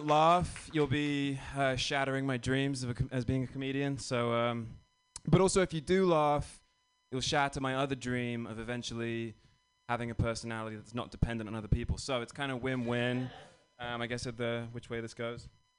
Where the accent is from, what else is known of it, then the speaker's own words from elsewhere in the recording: England, United Kingdom; now in United States; But no, I'm from England. You know, it's fun being British in America.